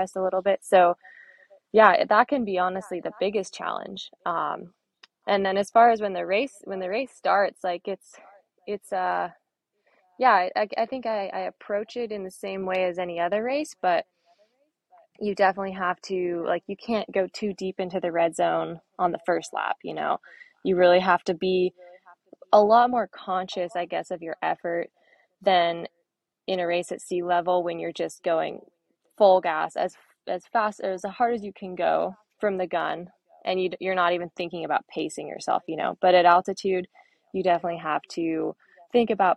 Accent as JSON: {"language": "English", "town": "Inverness", "region": "California", "country": "United States", "tie": "born or raised there", "also_born_or_lived": "Durango, Colorado", "moved": "as an adult", "said": "I grew up in Inverness. It's part of Marin County, but it's very West Marin"}